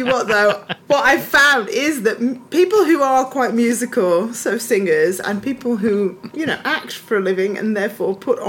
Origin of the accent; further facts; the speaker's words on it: Scotland, United Kingdom; I grew up in Scotland, just so you know. It's not like me taking the mick out of an accent.